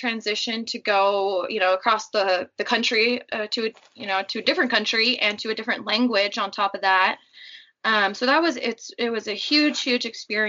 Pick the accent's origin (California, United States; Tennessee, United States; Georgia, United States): California, United States; moved away as an adult; also born or lived in Montreal, Canada; And then I moved back to California, moved back home about 4 years after that in 2016.